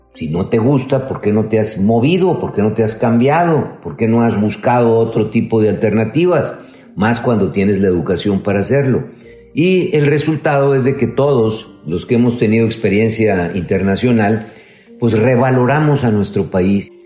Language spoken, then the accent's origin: Spanish; Mexico; now in Monterrey, Mexico; como mexicanos